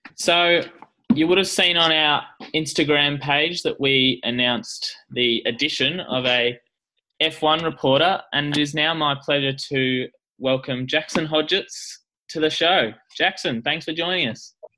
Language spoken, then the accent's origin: English; Australia; as an Australian